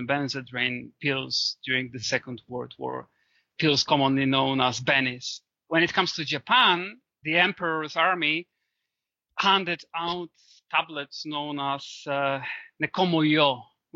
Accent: Poland; my home country, Poland

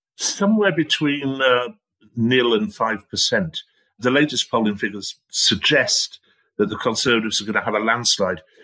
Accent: Guisborough, North East England, United Kingdom; my hometown of Gisborough

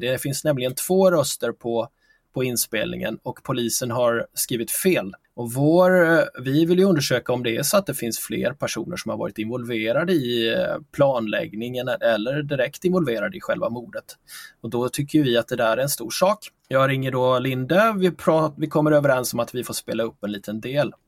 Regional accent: Figeholm, Kalmar County, Sweden; moved away; min eh, födelseort där jag växte upp i lilla, små, i lilla Figeholm i Småland

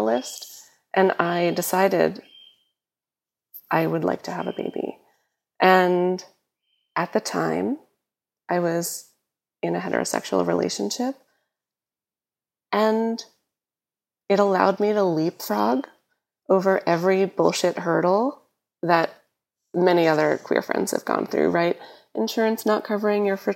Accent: New York, United States; growing up in New York

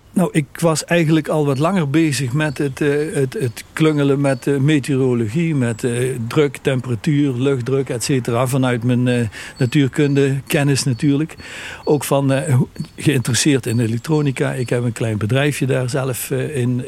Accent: Sint Anthonis, North Brabant, Netherlands; Ik kom uit Sint-Antonis

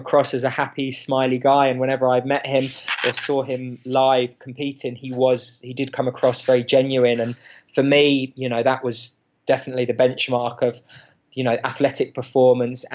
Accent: England, United Kingdom; moved away as an adult; now in Boulder, United States; growing up in England and the United Kingdom.

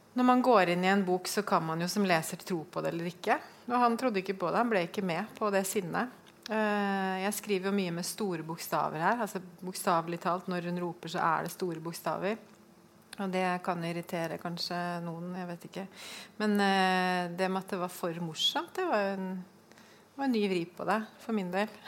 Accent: Oslo, Norway; now in Fredrikstad, Norway; Jeg kommer fra Oslo, flyttet til Fredrikstad

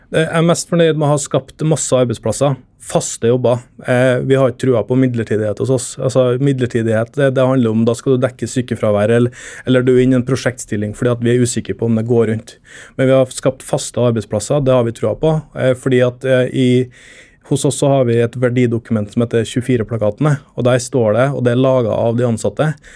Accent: Trøndelag, Norway; moved away as an adult; now in Oslo, Norway; jeg er trønder

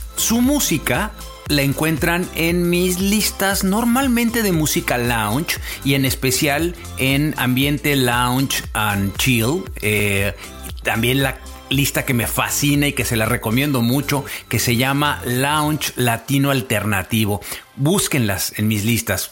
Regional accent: Mexico; now in Vancouver, Canada; vivo en Vancouver, en Canadá. Soy mexicano.

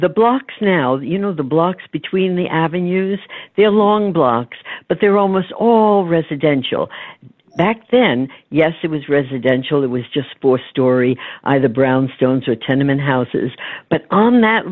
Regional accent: New York City, New York, United States; I was born right there, and then grew up in an area called Yorkville

